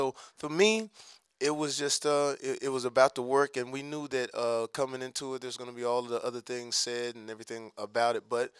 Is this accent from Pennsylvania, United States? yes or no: no; Texas, United States; I'm from Texas, so being in the South, there's a racial component, and I love the South. I mean, no other place I'd rather be from